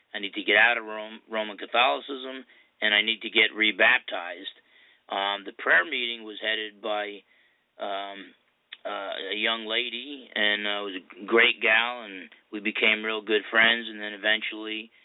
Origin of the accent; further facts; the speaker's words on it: Essex County, New Jersey, United States; accent: New York-type accent; I grew up in Essex County, New Jersey. It's one of those counties that kind of borders on Manhattan, so you get a little bit of the New York-type accent and attitude